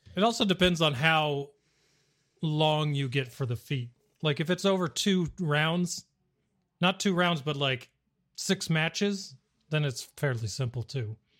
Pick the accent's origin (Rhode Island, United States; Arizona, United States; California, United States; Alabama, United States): Arizona, United States; I'm from Arizona